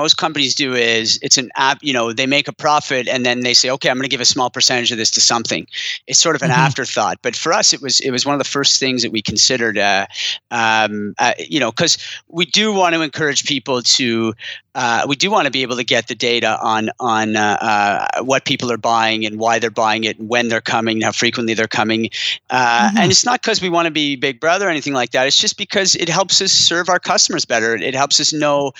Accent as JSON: {"language": "English", "town": "Ottawa", "region": "Ontario", "country": "Canada", "tie": "born or raised there", "also_born_or_lived": "Montreal / Boston", "moved": "yes", "said": "I'm from Ottawa originally. I lived in Montreal a long time and a brief stint in Boston in the US while I was at David's Tea, but moved back to Ottawa with my family"}